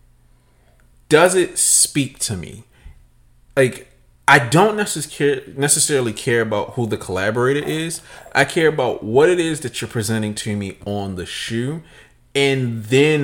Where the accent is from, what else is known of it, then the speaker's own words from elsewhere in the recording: Nigeria; I'm Nigerian